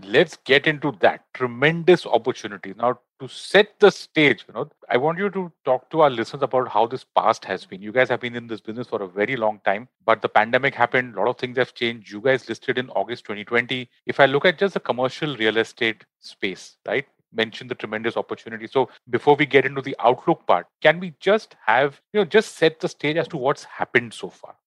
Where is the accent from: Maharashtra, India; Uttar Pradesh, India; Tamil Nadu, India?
Maharashtra, India; Mumbai; I'm from Bombay